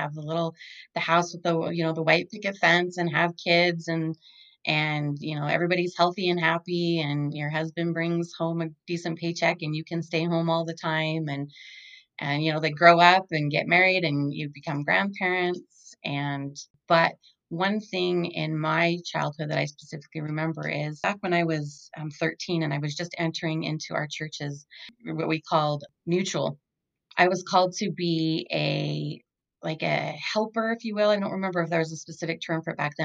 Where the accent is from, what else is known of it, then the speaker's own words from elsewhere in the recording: Holladay, Utah, United States; I grew up in Holiday, Utah. Lived there all of my life.